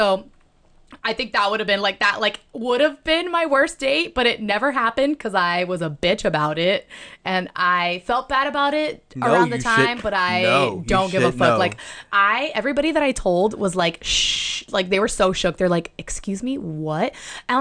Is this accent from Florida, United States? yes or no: yes; Miami, Florida, United States; now in Los Angeles, United States; I'm from Miami.